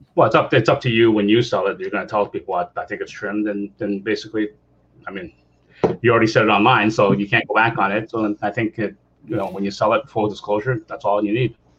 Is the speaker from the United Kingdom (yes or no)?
no; Canada; I'm Canadian